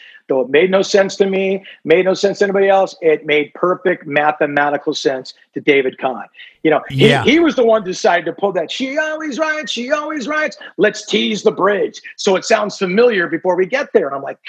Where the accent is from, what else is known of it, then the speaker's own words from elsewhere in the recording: Ireland; being the Irishman that I am